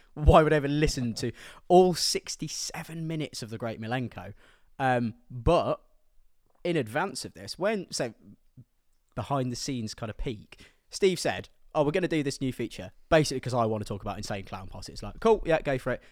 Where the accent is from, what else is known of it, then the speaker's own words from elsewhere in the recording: Midlands, United Kingdom; I'm from the Midlands